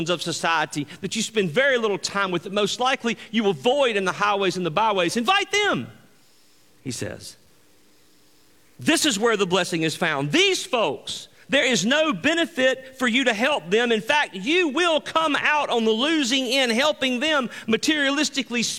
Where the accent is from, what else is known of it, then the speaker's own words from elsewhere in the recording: Greenville, Mississippi, United States; moved away as an adult; Angie and I grew up in Greenville, Mississippi, the Mississippi Delta. And we grew up there for the majority of our life until we moved